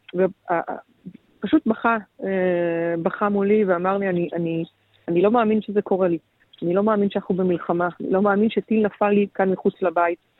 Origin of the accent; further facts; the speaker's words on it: Israel; אצלנו בישראל